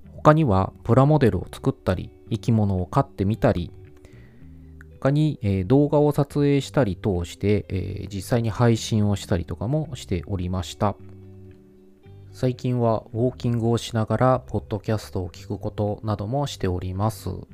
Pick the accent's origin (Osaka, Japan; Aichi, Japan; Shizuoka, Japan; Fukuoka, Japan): Aichi, Japan; rural Aichi Prefecture, Japan; also born or lived in Kanto / Kansai; 愛知県の田舎で生まれ育ち、仕事の都合で一時期関東、関西に住んでいたことがあります